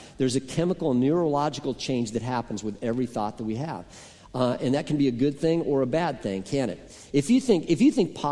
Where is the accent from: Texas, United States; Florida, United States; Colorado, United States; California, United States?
Colorado, United States; Boulder; moved away; I grew up in Colorado, as many of you know, and I lived on the top of a hill that overlooked the city of Boulder, Colorado.